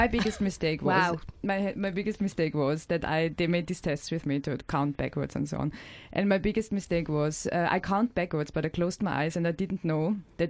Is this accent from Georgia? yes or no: no; Austria; also born or lived in Vienna, Austria / Los Angeles, United States; now in London, United Kingdom; So I am from Austria